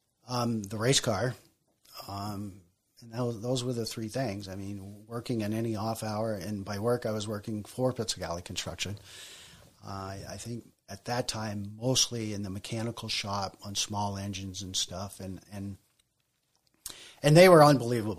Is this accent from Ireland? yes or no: no; Colchester, Vermont, United States; born or raised there; also born or lived in Bolton, Vermont